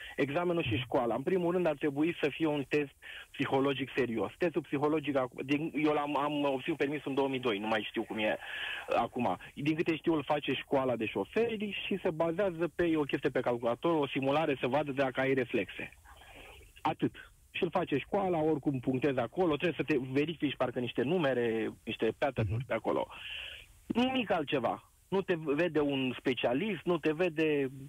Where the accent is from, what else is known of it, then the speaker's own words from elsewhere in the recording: Târgu Jiu, Gorj, Romania; Eu sunt din Târgu Jiu.